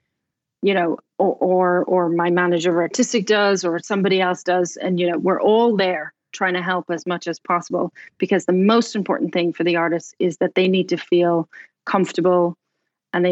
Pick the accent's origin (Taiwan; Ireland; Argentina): Ireland; Dublin, Leinster; moved away as an adult; also born or lived in Cork, Ireland / London, United Kingdom / Bloomington, Indiana; now in Indianapolis, United States; Dublin, which is where I'm from